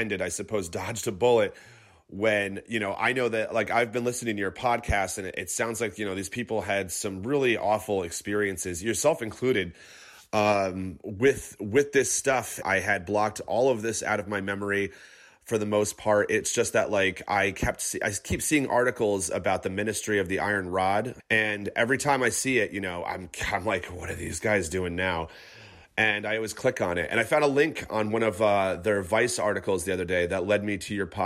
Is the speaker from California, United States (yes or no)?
no; Catskill Mountains, upstate New York, United States; also born or lived in Clifton, New Jersey; I'm actually originally from the Catskill Mountains in upstate New York